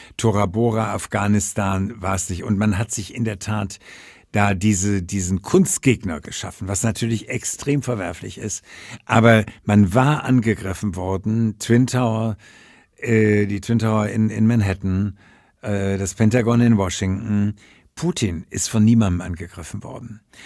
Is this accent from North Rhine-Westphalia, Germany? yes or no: yes; Ruhr area, North Rhine-Westphalia, Germany; aus meiner Heimat Ruhrgebiet